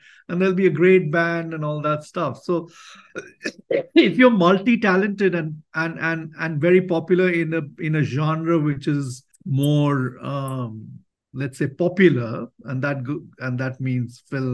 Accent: India; I love being an Indian. I love being in India.

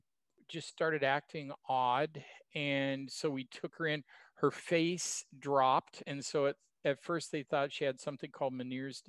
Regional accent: Oregon, United States; moved away as an adult; also born or lived in Kansas; I grew up in Oregon, the son of two mountain climbers

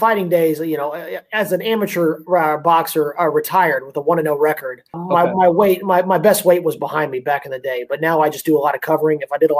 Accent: Dallas, Texas, United States; moved away; But yes, I am from Texas.

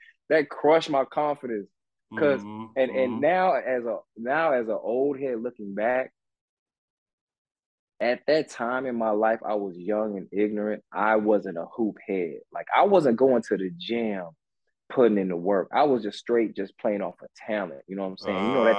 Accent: Detroit, Michigan, United States; born there; because I was born in Detroit, so soon as Fab Five hit, I said, oh, my God, I'm in love with that yellow and blue.

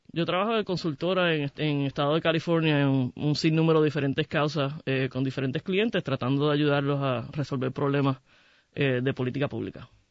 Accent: Puerto Rico; Yo soy este, puertorriqueña, soy gay, soy muy orgullosa de mi identidad.

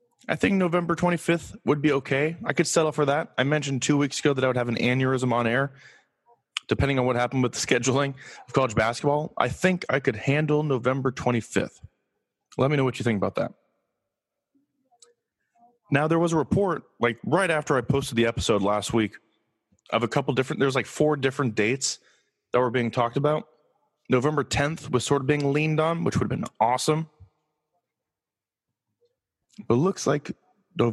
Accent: Los Angeles, California, United States; I'm from Los Angeles

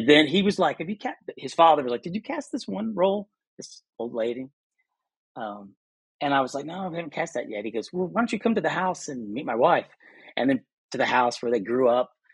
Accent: Lexington, Kentucky, United States; moved away as an adult; I grew up in Lexington, Kentucky

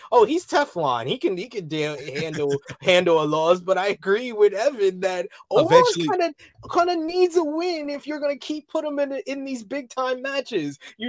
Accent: New York, United States; I'm from New York.

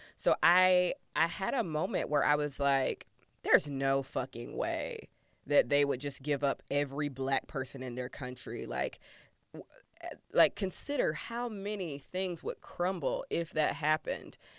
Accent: Georgia, United States; moved away; I'm from Georgia originally

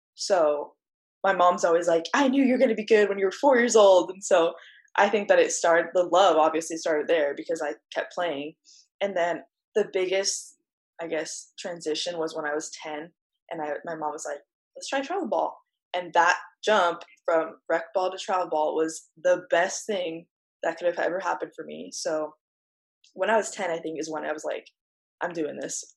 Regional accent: North Dakota, United States; also born or lived in California; now in Arizona, United States; I grew up in North Dakota

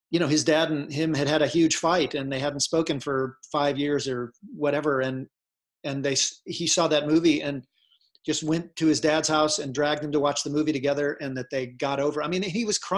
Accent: Ohio, United States; "No, oh, no, I'm, I'm from Ohio. Sorry, you know."

